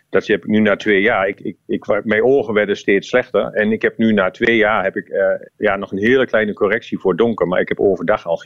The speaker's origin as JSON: {"language": "Dutch", "country": "Netherlands", "said": "ik als Nederlander."}